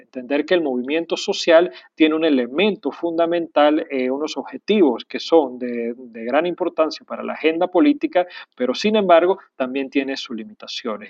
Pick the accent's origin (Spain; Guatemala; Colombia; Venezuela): Venezuela; Aquí mismo, en mi país, en Venezuela